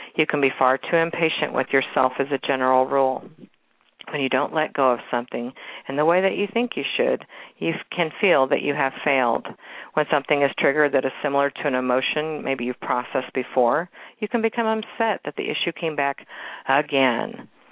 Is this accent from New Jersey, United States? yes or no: no; Kansas City, Missouri, United States; my hometown and actually my old neighborhood. I live out in the suburbs now, but this is actually in Waldo in Kansas City.